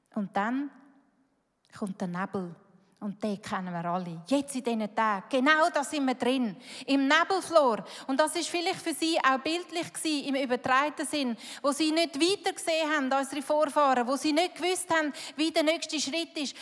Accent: Switzerland; Schweiz, das sind wir

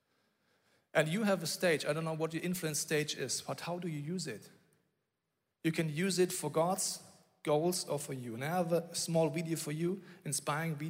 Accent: Bavaria, Germany; I grew up in Bavaria

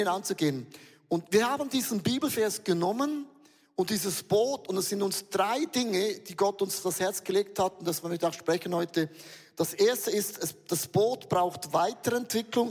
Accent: Switzerland; Wir sind Schweizer

